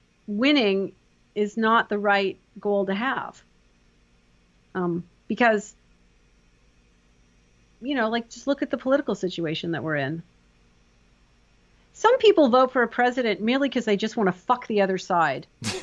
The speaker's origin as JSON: {"language": "English", "country": "Canada", "said": "I'm from Canada, hockey players, that's legut to me."}